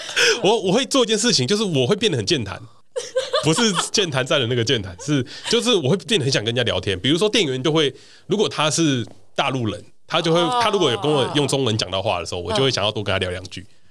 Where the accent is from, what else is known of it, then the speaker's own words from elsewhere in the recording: Taiwan; 他就说你台湾来的嘛，然后我就说你怎么知道？